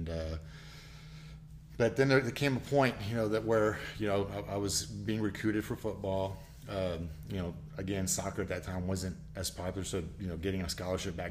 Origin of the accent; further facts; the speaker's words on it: Naperville, Illinois, United States; also born or lived in Mexico City, Mexico; we moved to a little town outside of Chicago called Naperville, Illinois